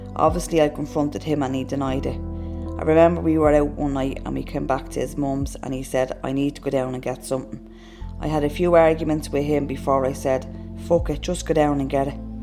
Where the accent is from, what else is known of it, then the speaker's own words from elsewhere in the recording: Dublin, Leinster, Ireland; I lived in Ballymun and I lived there until I was about 11. In Ballymun, I remember that we never really had money. I had younger siblings. We moved to a different part of Dublin when I was 11, but when I was a kid, we grew up in Ballymun